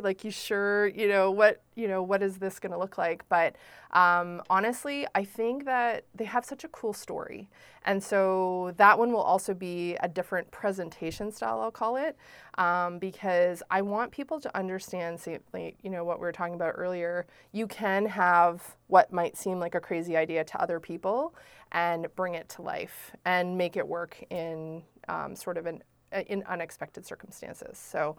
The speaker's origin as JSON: {"language": "English", "region": "Prince Edward Island", "country": "Canada", "said": "we're all from Prince Edward Island"}